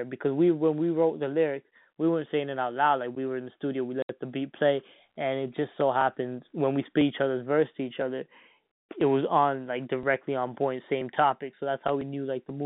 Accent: Toronto, Ontario, Canada; I was from Toronto

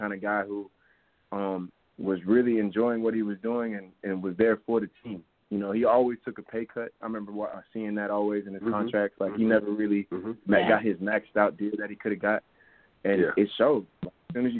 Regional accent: Boston, Massachusetts, United States; I'm from Boston, Massachusetts. So I grew up watching the Patriots

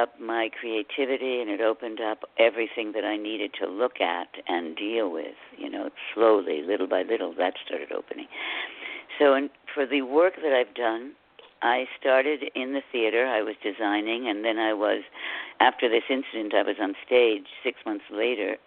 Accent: Connecticut, United States; moved away as an adult; also born or lived in California; I grew up in Connecticut, and I ran to California to go to school.

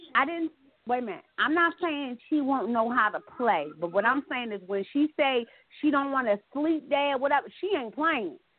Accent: Baltimore, Maryland, United States; I'm from Baltimore

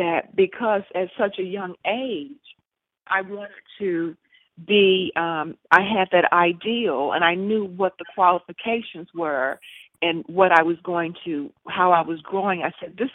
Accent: Mississippi, United States; I grew up in Mississippi

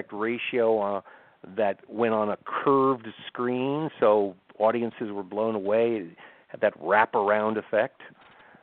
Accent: Santa Monica, California, United States; also born or lived in New York; where I lived as a boy, Santa Monica. I moved from New York when I was 9 with my family to Santa Monica

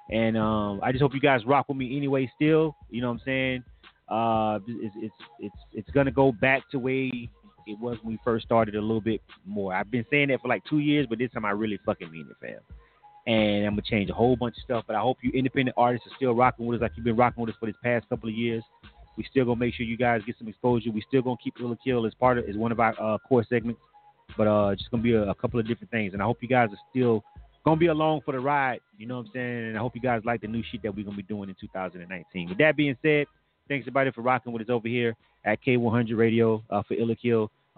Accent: Panama City, Florida, United States; Panama City, Florida, which again is my hometown

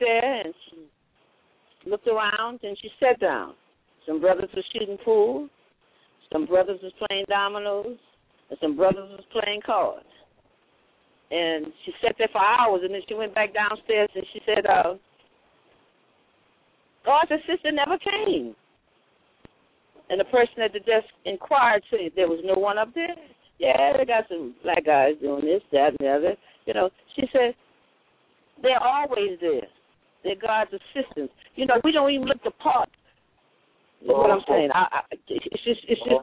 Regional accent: New Orleans, Louisiana, United States; I'm an elder from New Orleans.

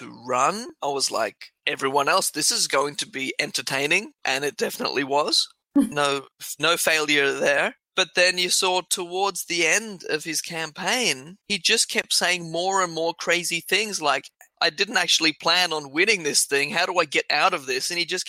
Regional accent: Australia; Australia is a bit different to, I think, some other countries, is because here, because we were

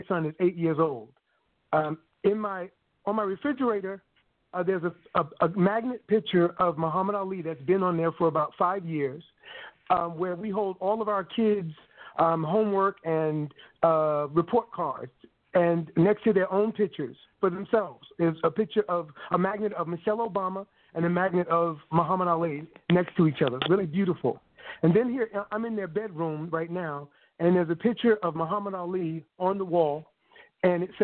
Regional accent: Glen Cove, New York, United States; moved away as an adult; now in San Francisco Bay Area, United States; our little project in Long Island, in Glen Cove, Long Island, New York

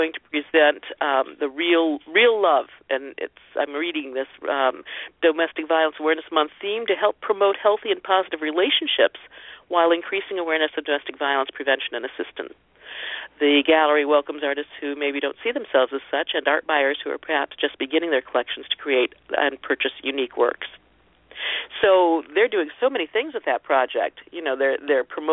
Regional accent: Ohio, United States; I was born and raised in Ohio

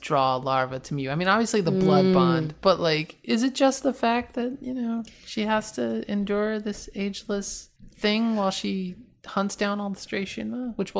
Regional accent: East Coast, United States; Just so you know, I'm from the East Coast. We're actually both from the East Coast.

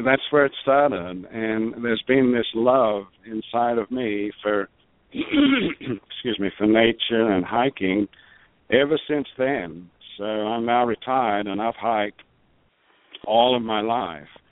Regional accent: South Australia, Australia; moved away as an adult; also born or lived in Adelaide, Australia / Tulsa, United States / Houston, United States; now in Albuquerque, United States; I was born in born and raised in Australia

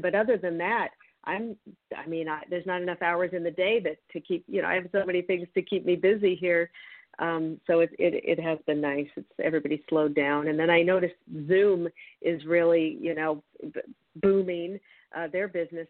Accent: Federal Way, Washington, United States; moved away; I'm from Federal Way, 30 minutes outside of Seattle. That's that's my home up there.

